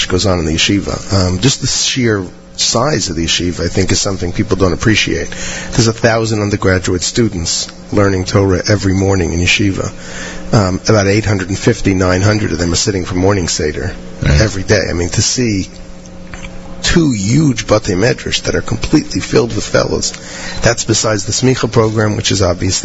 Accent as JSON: {"language": "English", "region": "New York", "country": "United States", "said": "I'm a New Yorker"}